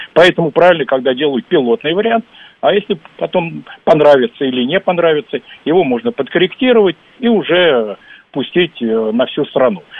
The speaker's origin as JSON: {"language": "Russian", "region": "Moscow", "country": "Russia", "said": "мы любим москвичи свой город"}